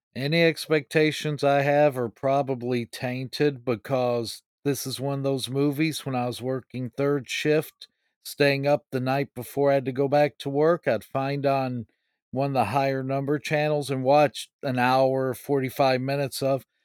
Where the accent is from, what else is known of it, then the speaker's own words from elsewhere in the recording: Illinois, United States; my little town I grew up in in Illinois